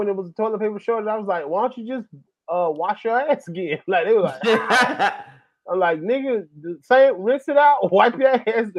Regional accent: Atlanta, Georgia, United States; I'm from Atlanta

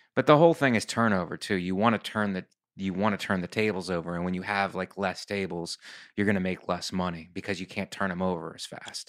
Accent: Youngstown, Ohio, United States; moved away; also born or lived in Philadelphia; I'm from Youngstown, Ohio, which is halfway between Cleveland and Pittsburgh

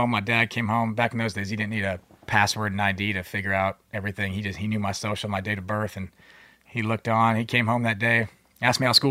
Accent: Philippines; born there; I was born in the Philippines. My parents were both active duty Subic Bay Naval Base.

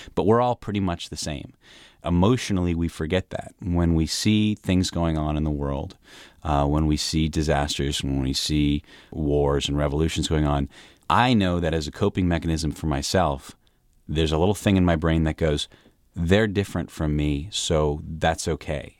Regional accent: United States; People saw me, they knew I was American

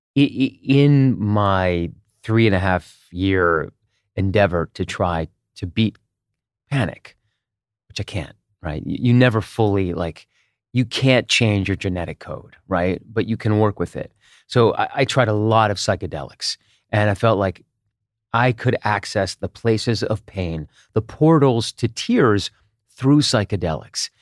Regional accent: Israel; moved away; also born or lived in United States; I grew up partly in Israel, and we moved back to the U S in, in nineteen eighty-nine.

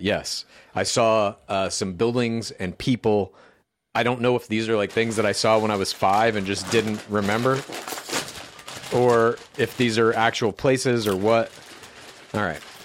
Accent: Midwest, United States; I grew up in the Midwest, you see, and we used to call it pop there as well.

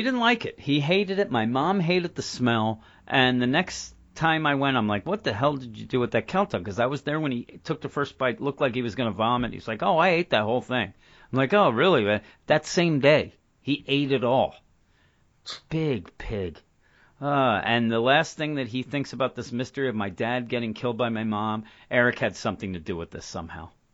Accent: Philadelphia, Pennsylvania, United States; we're from the Philadelphia area, and when I grew up, when we first got cable, one of the channels there was Channel 9

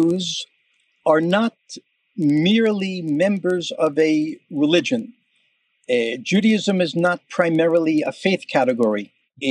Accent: New York, United States; moved away as an adult; now in Alon Shvut, Israel; I was born in New York to an American Jewish family

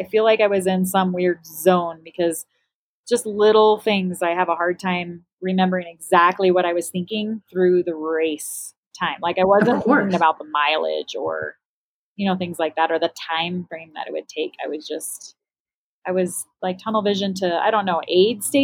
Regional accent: Flagstaff, Arizona, United States; moved away; Flagstaff, which is my hometown

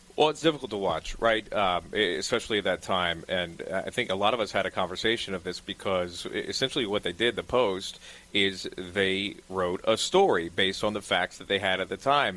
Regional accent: Charleston, South Carolina, United States; also born or lived in New Orleans; now in New York City, United States; originally from Charleston

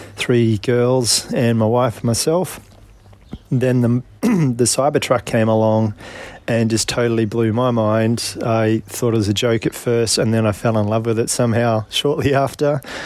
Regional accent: Alice Springs, Northern Territory, Australia; moved away; my hometown in Alice Springs

